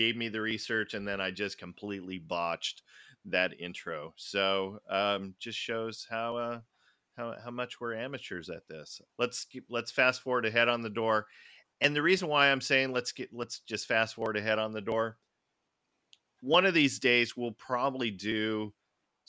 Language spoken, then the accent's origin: English; United States; I'm so American.